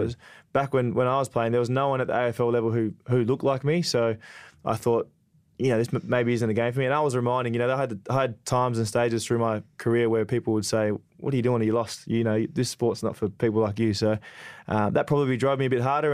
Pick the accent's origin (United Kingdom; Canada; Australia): Australia; Perth, Western Australia; I was a, a big West Coast man growing up in Perth